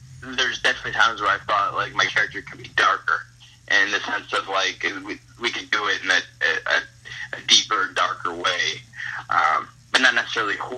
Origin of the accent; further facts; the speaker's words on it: Hazel Park, Michigan, United States; my hometown of Hazel Park, Michigan